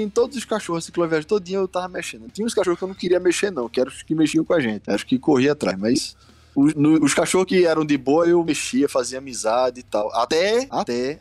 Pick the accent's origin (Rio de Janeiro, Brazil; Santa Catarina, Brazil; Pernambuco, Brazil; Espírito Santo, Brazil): Pernambuco, Brazil; Recife; moved away as an adult; now in São Paulo, Brazil; eu sou de Recife.